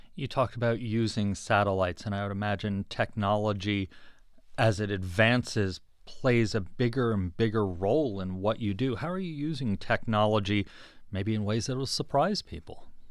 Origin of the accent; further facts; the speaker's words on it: East Coast, United States; now in Arizona, United States; I'm from the East Coast originally